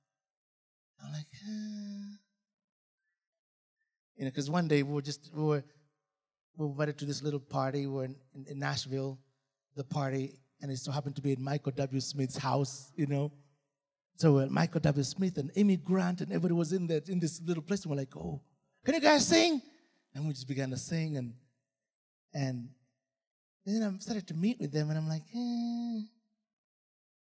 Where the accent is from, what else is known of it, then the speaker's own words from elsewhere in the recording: Uganda; moved away as an adult; also born or lived in England / United States; We're not British. We're Ugandans.